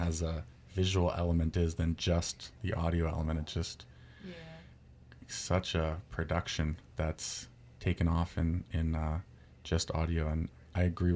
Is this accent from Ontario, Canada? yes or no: yes; Toronto, Ontario, Canada; moved away as an adult; also born or lived in Vancouver; now in Victoria, Canada; I'm from Toronto, born and raised in the city.